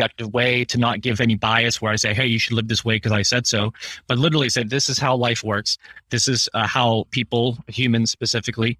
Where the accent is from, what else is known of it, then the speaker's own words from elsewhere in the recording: Pittsburgh, Pennsylvania, United States; I'm from Pittsburgh